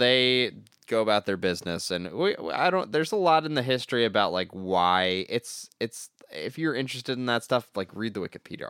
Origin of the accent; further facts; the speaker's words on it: New York, United States; Because I grew up in Harlem.